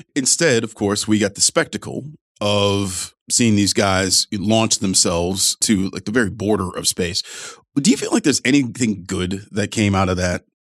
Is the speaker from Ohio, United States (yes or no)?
yes; Ohio's 11th district, United States; my hometown district, Ohio's 11th